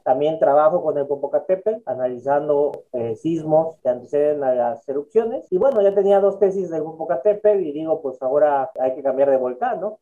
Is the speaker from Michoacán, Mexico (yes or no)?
no; Mexico City, Mexico; Yo soy originario de la Ciudad de México